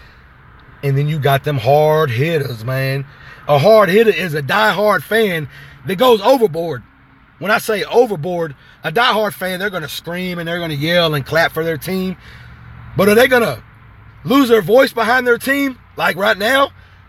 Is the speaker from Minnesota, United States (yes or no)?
no; Fort Worth, Texas, United States; I am from Fort Worth, Texas, been there my whole life